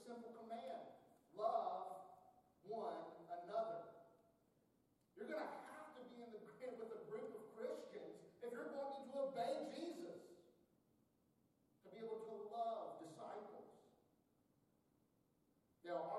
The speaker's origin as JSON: {"language": "English", "region": "North Carolina", "country": "United States", "said": "I'm from North Carolina"}